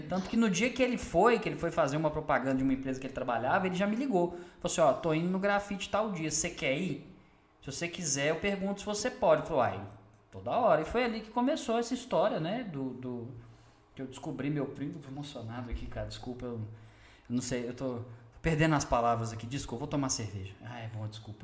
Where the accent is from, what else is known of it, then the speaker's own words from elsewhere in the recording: Belo Horizonte, Minas Gerais, Brazil; moved away as an adult; now in Sete Lagoas, Brazil; eu sou de Belo Horizonte e vim morar aqui em Sete Lagoas, já tem cinco anos.